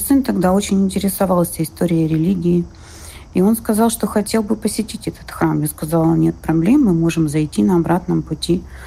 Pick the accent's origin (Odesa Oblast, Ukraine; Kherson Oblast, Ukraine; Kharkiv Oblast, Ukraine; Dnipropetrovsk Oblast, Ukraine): Kharkiv Oblast, Ukraine; Kharkiv; moved away; я из Харькова. Сейчас мы с сыном не живем дома